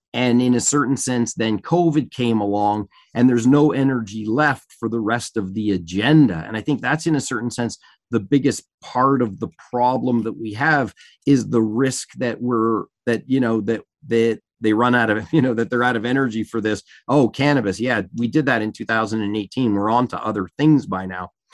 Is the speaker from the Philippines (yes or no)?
no; Canada; as a Canadian that's traveled to the U